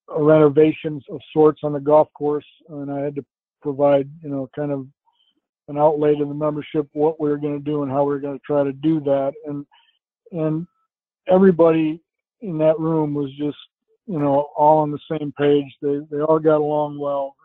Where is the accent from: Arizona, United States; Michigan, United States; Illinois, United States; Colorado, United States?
Michigan, United States; Traverse City; moved away as an adult; also born or lived in New York State / Maryland; now in Philadelphia area, United States; my hometown of Traverse City, Michigan